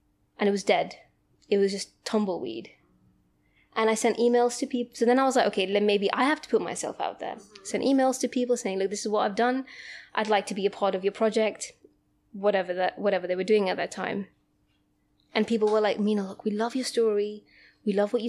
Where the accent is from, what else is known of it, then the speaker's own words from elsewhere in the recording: Gibraltar; now in United Kingdom; I'm from Gibraltar, some very tiny country south of Spain. And I had a very comfortable life there.